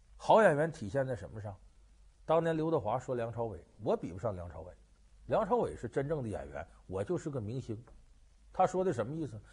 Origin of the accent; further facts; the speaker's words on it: Lanxi, Heilongjiang, China; 就我们老家那边啊，大小兴安岭